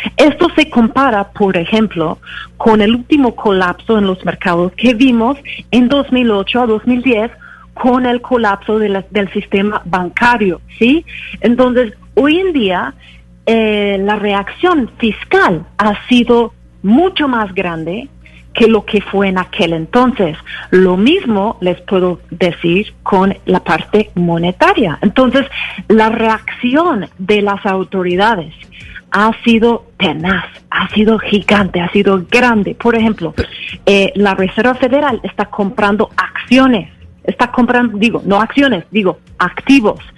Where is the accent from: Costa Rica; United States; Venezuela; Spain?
United States; en mi país, en los Estados Unidos